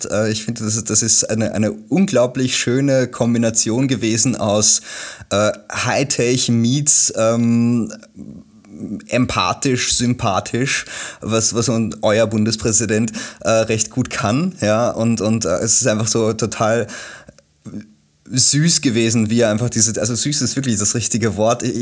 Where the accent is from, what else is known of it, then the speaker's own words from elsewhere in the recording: Germany; also ich bin ja Deutscher, ich muss immer sagen